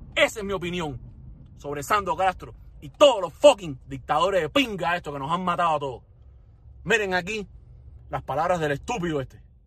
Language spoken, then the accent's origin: Spanish; Cuba; moved away; como un cubano fuera de Cuba, un cubano con familia en Cuba, que sufre, que pasa trabajo, cubano que pasó trabajo mientras estaba en Cuba